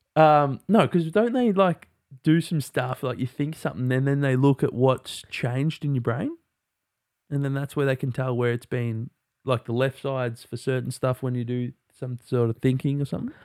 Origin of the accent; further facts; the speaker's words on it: Australia; we're Australian, so we just, like, speak, like, slang